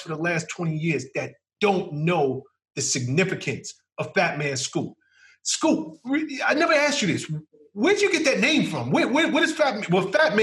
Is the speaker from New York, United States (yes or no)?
yes; New York, United States; I'm born and raised in New York